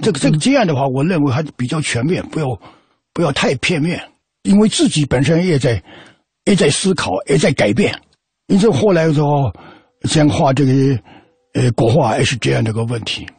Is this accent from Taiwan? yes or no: no; Fujian, China; moved away as an adult; also born or lived in Northeast China; 我从福建出来到东北